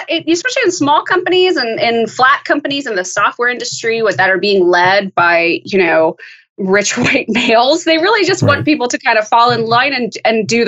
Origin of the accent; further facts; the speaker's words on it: El Dorado County, Northern California, United States; moved away as an adult; also born or lived in Chicago / Los Angeles; I grew up in Northern California